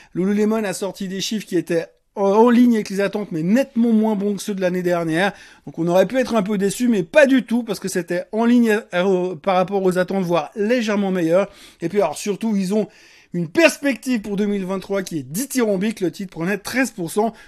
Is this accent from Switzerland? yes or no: yes; Switzerland; chez nous en Suisse